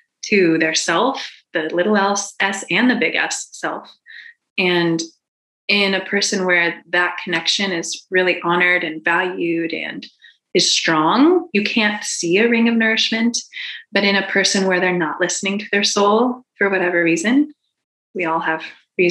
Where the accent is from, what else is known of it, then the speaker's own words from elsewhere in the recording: Boulder, Colorado, United States; I'm from Boulder